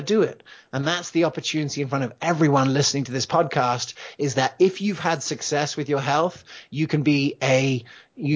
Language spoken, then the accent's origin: English; England, United Kingdom; also born or lived in United States; You could probably tell from my accent. I grew up in England